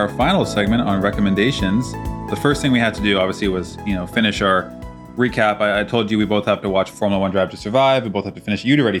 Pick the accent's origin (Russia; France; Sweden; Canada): Canada; We're Canadian. We're the nicest people around.